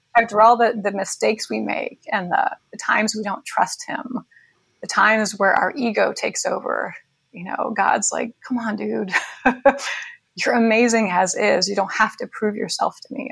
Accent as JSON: {"language": "English", "region": "New York", "country": "United States", "tie": "born or raised there", "said": "I grew up in New York"}